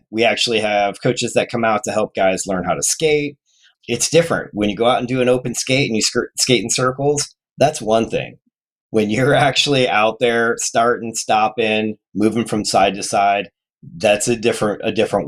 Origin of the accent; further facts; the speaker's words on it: Phoenix, Arizona, United States; also born or lived in Detroit, Michigan; now in Kansas City, United States; I grew up in Phoenix area